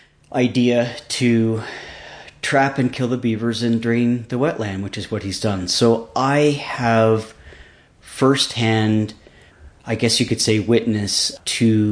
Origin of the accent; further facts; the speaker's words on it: Seattle, Washington, United States; also born or lived in Los Angeles, California / Alaska / Minnesota / north of San Francisco, California; now in Youngsville, United States; I was actually born in the LA region, and as a very young kid, I moved to Seattle, where I was raised for the most part, and a little bit in Alaska and also in Minnesota.